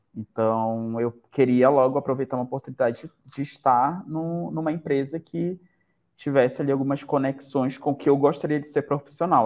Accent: Manaus, Amazonas, Brazil; moved away as an adult; now in Campo Grande, Brazil; Eu sou Manauara

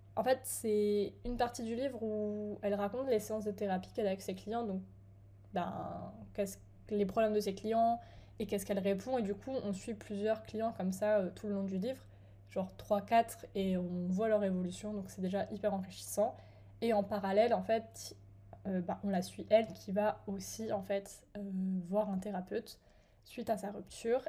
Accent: France; moved away as an adult; j'étais chez moi en France, dans ma maison, j'avais ma chambre

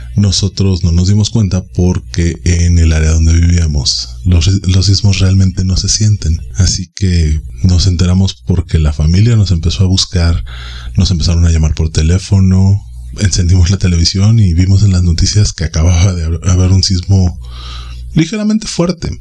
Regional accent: Mexico City, Mexico; Yo soy originario de la Ciudad de México y habito en la periferia.

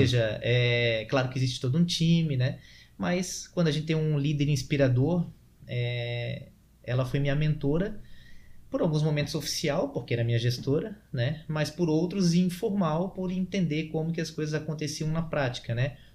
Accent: Florianópolis, Santa Catarina, Brazil; nós que somos aqui de Floripa

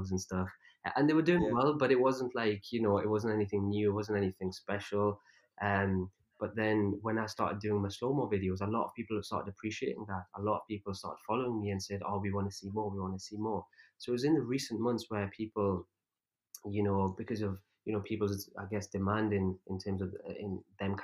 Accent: England, United Kingdom; also born or lived in Pakistan; I was actually born in Pakistan, but then I was only like 2 years old when I came to, when I moved to England. So I don't remember anything from there, obviously. So growing up, I never had any Urdu lessons

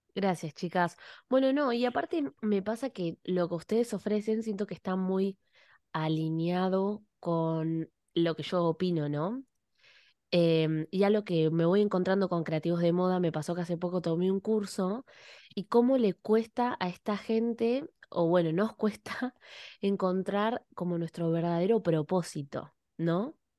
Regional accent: Argentina; now in Canada; Soy argentina y vivo en Canadá

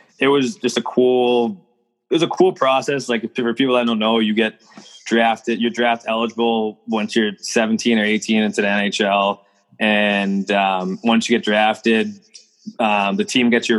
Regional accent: Mansfield, Massachusetts, United States; I'm from Mansfield, Massachusetts

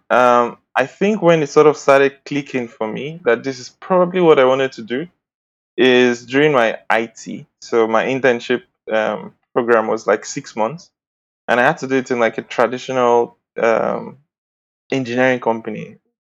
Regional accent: Edo, Nigeria; I'm from Edo State. I'm a Bini boy

